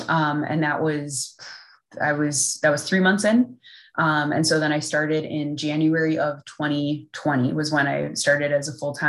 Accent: Midwest, United States; one of the things I think they were looking at was that I'm from the Midwest.

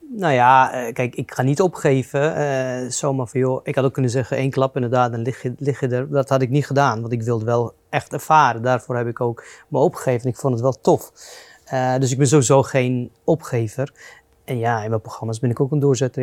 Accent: Lebanon; now in Netherlands; Ik ben in Libanon geboren en opgegroeid in burgeroorlog

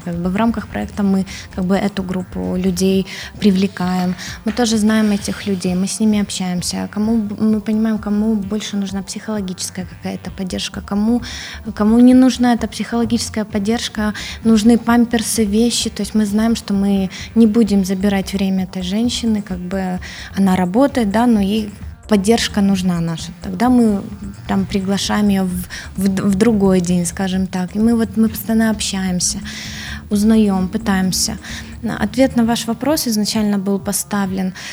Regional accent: Odesa, Odesa Oblast, Ukraine; Я сама украинка

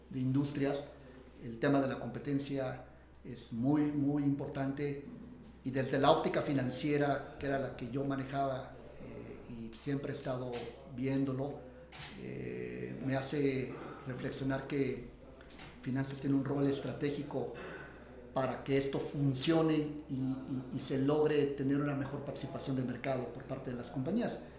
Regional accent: Mexico

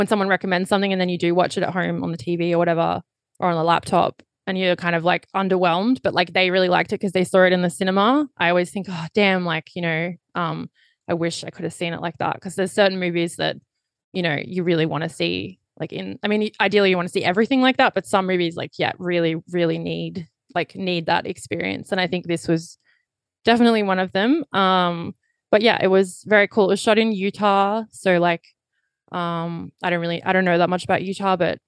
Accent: Australia; everything was very British, even though I grew up in Australia.

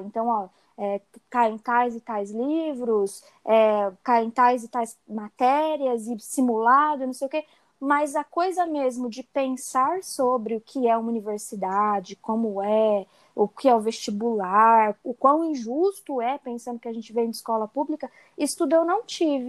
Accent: Hortolândia, São Paulo, Brazil; também sou de Hortolândia

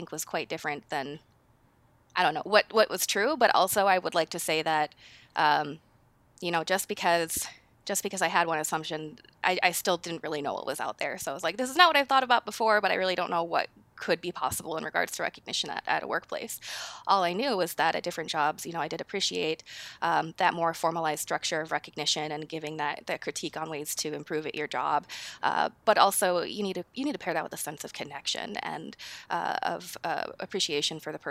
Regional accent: Minnesota, United States; moved away as an adult; now in Seattle, United States; I'm from Minnesota, and I moved out to Seattle about 10 years ago, but maybe you'll hear that accent pull through it all.

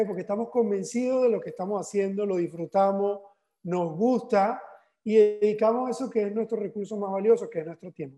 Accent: Barcelona, Anzoátegui, Venezuela; now in Valencia, Spain; en, Venezuela, en mi ciudad natal, que es Barcelona

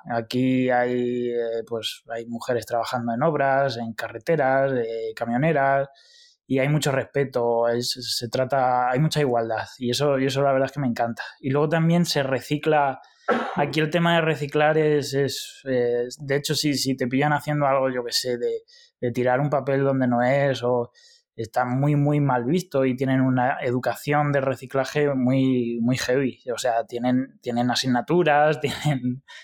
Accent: Spain; moved away; la verdad es que desde que salí de España, porque en Bélgica ya lo empecé a notar

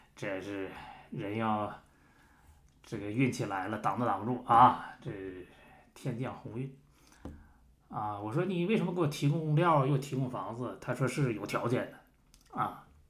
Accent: Harbin, Heilongjiang, China; 我们老家那个双城区

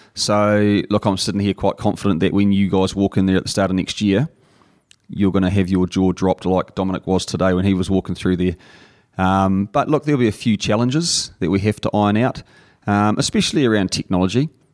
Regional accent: Napier, Hawke's Bay, New Zealand; I grew up in Napier

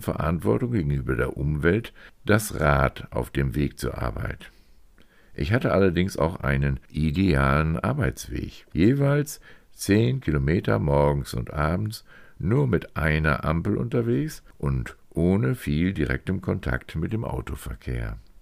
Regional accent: Meppen, Lower Saxony, Germany; also born or lived in Hannover; ich später Wochenendpendler zwischen meinem Heimatort Meppen und Hannover wurde

